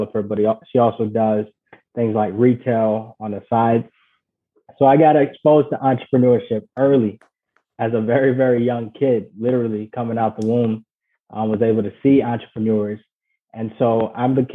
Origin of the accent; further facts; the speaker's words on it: Ghana; moved away; I was born and raised in Ghana